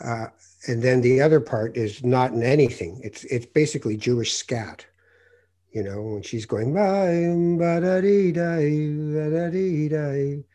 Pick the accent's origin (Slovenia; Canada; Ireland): Canada; also born or lived in Morocco; I was born in Morocco, and by the time I was two, I was in Canada.